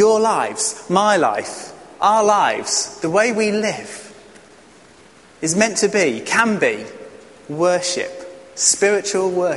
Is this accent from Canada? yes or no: no; England, United Kingdom; as an English man